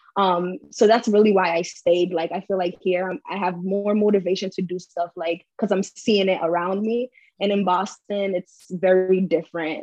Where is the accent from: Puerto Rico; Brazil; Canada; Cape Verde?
Cape Verde; now in United States